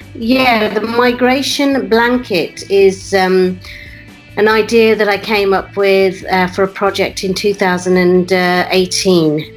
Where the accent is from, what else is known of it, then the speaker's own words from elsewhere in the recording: West Midlands, United Kingdom; My parents were migrants to the UK, and that's where I was uh, brought up